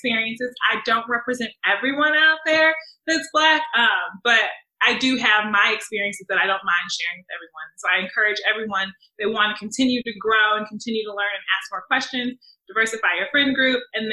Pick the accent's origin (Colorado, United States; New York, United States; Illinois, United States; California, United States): Illinois, United States; Chicago; now in St. Louis, United States; I'm originally from Chicago